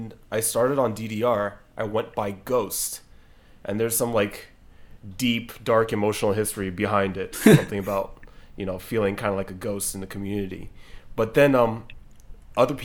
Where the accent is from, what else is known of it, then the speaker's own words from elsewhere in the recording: New York, United States; I'm from New York